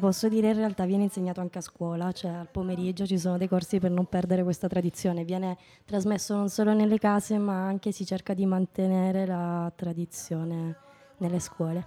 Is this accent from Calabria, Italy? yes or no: yes; Calabria, Italy; moved away as an adult; also born or lived in Trentino; now in Trento, Italy; siamo noi di Catanzaro, Crotone, Vibo, anche Reggio che abbiamo questo accento un po' più forte